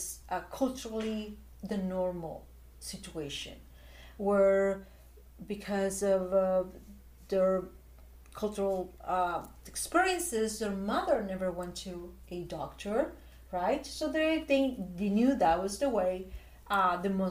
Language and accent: English; Chile; I was born in Chile